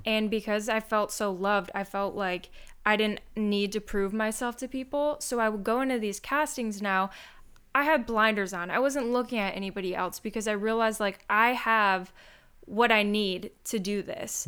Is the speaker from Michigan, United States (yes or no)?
yes; Michigan, United States; moved away as an adult; I'm from Michigan, so I literally came across the country